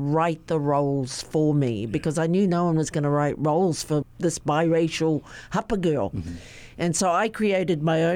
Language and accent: English; New Zealand; Growing up in New Zealand as a hapa girl, my dad's Māori, my mum is a haole, Caucasian